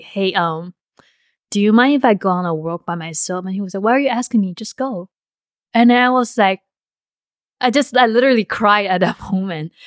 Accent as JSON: {"language": "English", "country": "Taiwan", "tie": "born or raised there", "moved": "yes", "said": "in Taiwan, the way I grew up"}